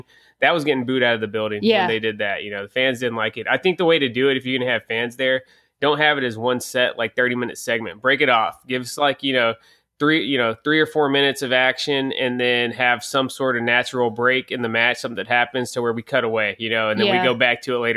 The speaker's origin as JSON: {"language": "English", "region": "Gulf Coast in South Texas", "country": "United States", "tie": "born or raised there", "said": "I grew up on the Gulf Coast in South Texas"}